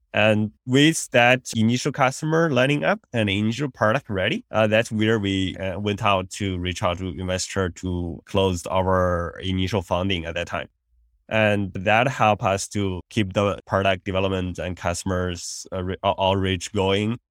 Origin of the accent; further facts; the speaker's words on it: China; moved away as an adult; also born or lived in India; now in United States; I grew up in China